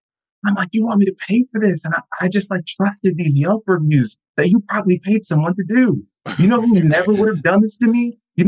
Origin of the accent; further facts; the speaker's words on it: Florida, United States; I'm from Florida. I shouldn't have said that on record.